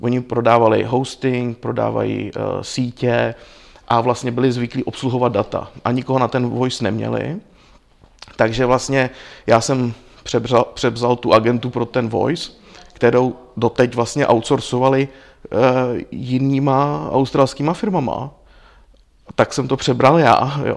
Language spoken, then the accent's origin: Czech; Czechia; u nás v Čechách